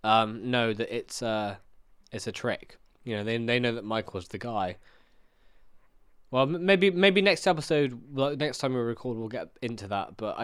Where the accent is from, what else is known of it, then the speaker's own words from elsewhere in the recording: Australia; I'm just being Australian, bro.